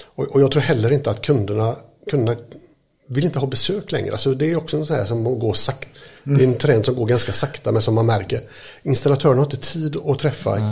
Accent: Mölndal, Västra Götaland, Sweden; jag är uppväxt här i Mölndal

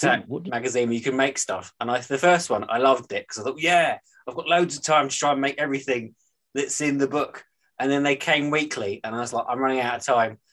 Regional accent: United Kingdom; accent: Northern

